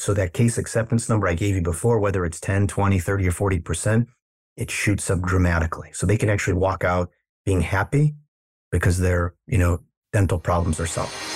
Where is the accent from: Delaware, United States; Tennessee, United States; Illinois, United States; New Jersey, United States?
Illinois, United States; Chicago; moved away as an adult; now in Los Angeles, United States; I'm originally from the Midwest in Chicago